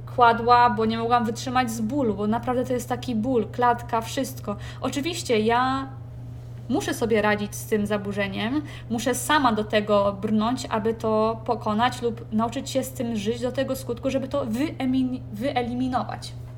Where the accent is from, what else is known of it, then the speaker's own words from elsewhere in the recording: Kołobrzeg, West Pomeranian Voivodeship, Poland; moved away as an adult; also born or lived in Warsaw; w mieście, z którego, w którym się urodziłam, w Kołobrzegu